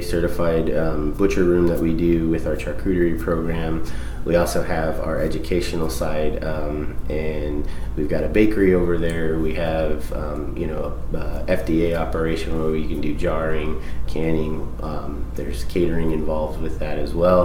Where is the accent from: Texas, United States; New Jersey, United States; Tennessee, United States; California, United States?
California, United States; Southern; also born or lived in Flint, Michigan; I was born in Flint, Michigan, and I actually lived in Michigan until I was five and then moved to Southern California.